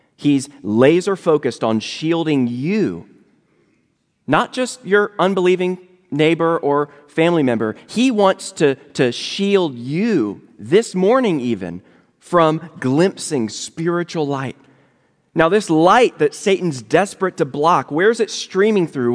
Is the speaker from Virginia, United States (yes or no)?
yes; Virginia, United States; now in Louisville, United States; I live in Louisville, Kentucky now, but I'm originally from Virginia